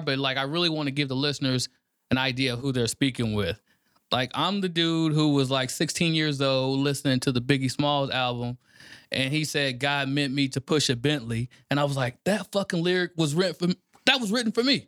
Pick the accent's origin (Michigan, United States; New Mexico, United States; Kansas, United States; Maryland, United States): Kansas, United States; Kansas City; moved away as an adult; also born or lived in St. Louis, Missouri; now in Texas, United States; I'm from Kansas City, Kansas. Born and raised, live on both sides of Missouri